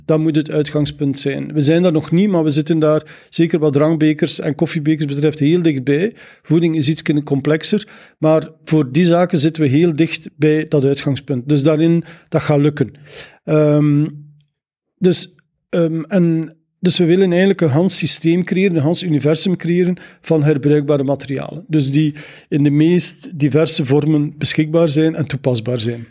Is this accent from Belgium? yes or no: yes; Zeveneken, Flanders, Belgium; moved away; Ik ben van Zaflaar